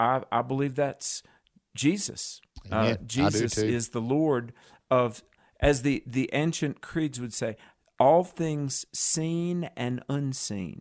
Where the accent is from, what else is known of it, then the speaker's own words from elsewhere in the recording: North Carolina, United States; my home state of North Carolina